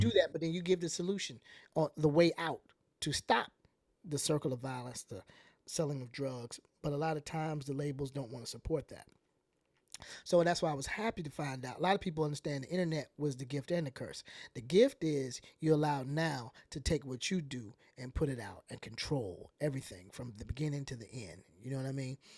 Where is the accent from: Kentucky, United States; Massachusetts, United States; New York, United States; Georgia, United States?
Georgia, United States; Atlanta; I'm from the South